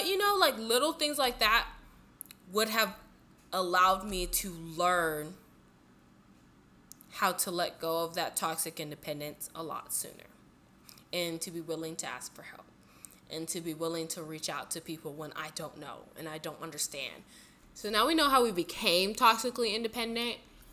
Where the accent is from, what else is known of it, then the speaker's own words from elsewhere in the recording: Southern California, United States; I grew up in Southern California, 2 hours from Tijuana, like, from the border.